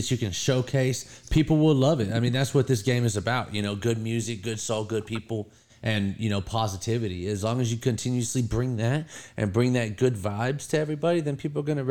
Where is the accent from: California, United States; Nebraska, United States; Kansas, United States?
California, United States; moved away as an adult; now in Bristol, United States; I'm born and raised in California.